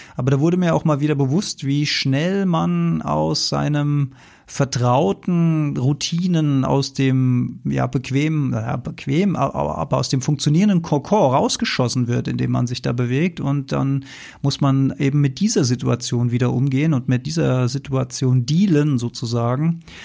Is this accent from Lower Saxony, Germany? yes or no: no; Mainz, Rhineland-Palatinate, Germany; bin ich ja hier Mainzer